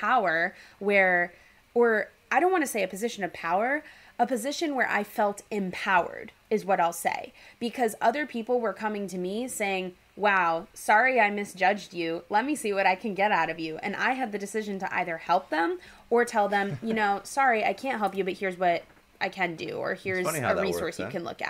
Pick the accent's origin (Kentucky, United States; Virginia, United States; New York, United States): New York, United States; New York City; I'm from New York City.